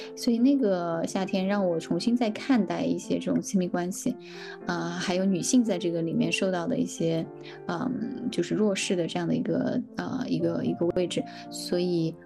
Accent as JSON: {"language": "Chinese", "region": "Sichuan", "country": "China", "tie": "born or raised there", "moved": "yes", "said": "我的吃货的这个基因就是在四川，就我老家被培养出来的"}